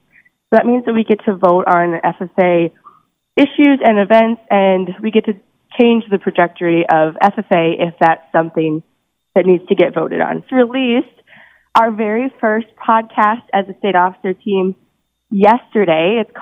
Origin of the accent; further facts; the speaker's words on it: Waterville, Minnesota, United States; I am from Waterville, Minnesota. I grew up on a 240-cow dairy farm, and I'm currently attending the University of Wisconsin, River Falls, for ag education.